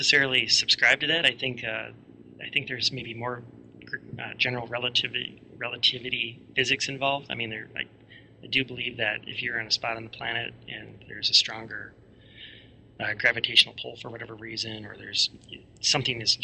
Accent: United States; I was a researcher from the States

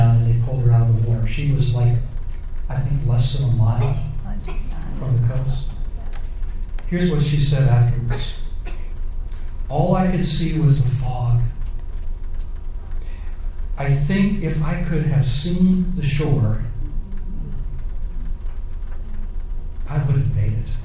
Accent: Virginia, United States; I grew up in Virginia.

